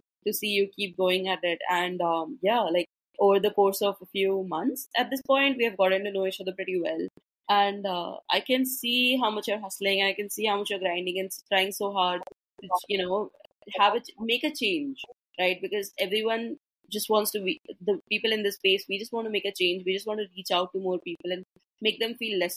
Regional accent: India; also born or lived in Mumbai, India; I'm from India, and the Indian culture is not supportive of mental health

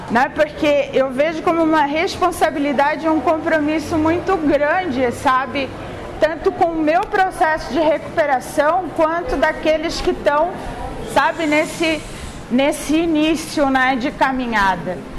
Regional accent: Florianópolis, Santa Catarina, Brazil; Gente, eu não sou carioca, sou manezinha, sou lá de Florianópolis, tá? É, o meu arrastar de voz, assim, já para explicar, né?

